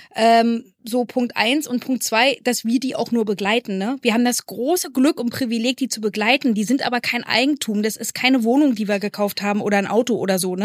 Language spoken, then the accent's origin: German; East Germany, Germany; Ich als Ossi-Kind